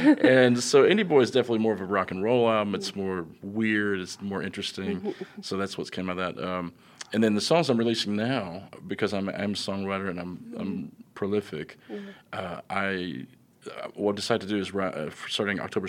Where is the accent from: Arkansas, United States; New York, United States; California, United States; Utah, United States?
Arkansas, United States; Russellville; I'm from beautiful Russellville